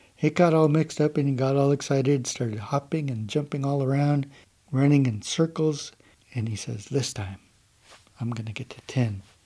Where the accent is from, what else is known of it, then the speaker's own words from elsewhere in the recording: Lummi, Washington, United States; I'm from Lummi